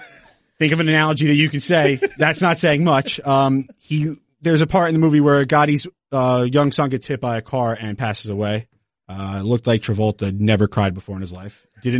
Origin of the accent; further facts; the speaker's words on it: New Jersey, United States; I am from New Jersey. I'm from right outside of New York City. So I do have, and I'm Italian.